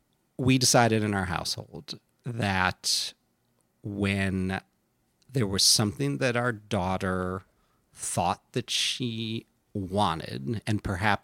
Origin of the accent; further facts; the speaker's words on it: Midwest, United States; But, you know, I grew up in the Midwest, and that catalog came over the transom like clockwork.